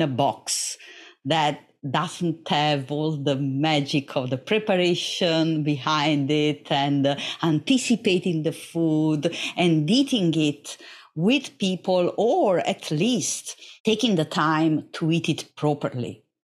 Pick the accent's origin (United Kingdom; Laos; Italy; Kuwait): Italy; Naples, Campania; English is a second language; Oh, yes. Naples, I'm a proud Neapolitan. Naples is a rough city. It's a complex city, just like biology.